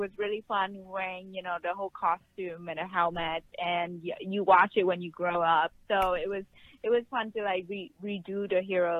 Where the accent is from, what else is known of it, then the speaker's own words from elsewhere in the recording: Vietnam; English is a second language; now in United States; Yeah, of course, a lot. I mean, growing up there and living here is totally different.